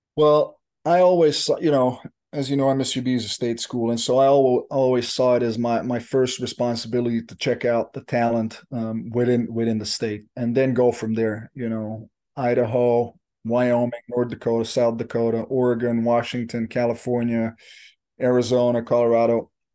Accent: Belgium; moved away as an adult; I'm from Belgium originally

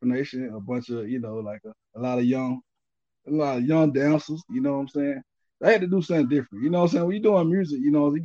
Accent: Albany, Georgia, United States; moved away as an adult; now in Atlanta, United States; I'm from Albany. I was born in Albany, Georgia.

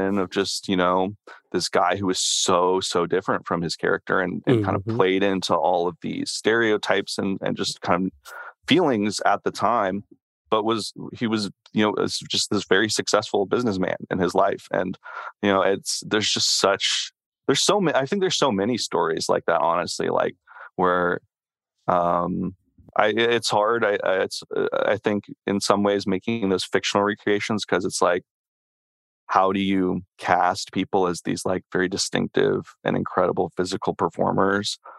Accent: Tennessee, United States; I'm from Tennessee

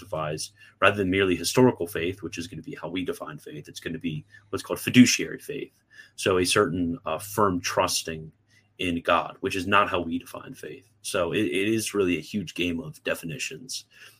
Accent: Maryland, United States; I'm from Maryland

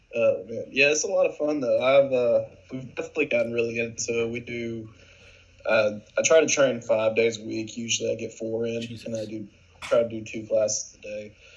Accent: Jefferson, Georgia, United States; I'm from Jefferson, from like a small area like

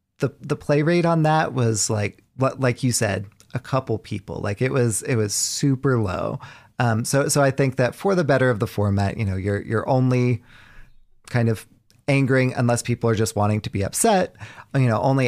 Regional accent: Southern United States, United States; You know, I grew up in the South.

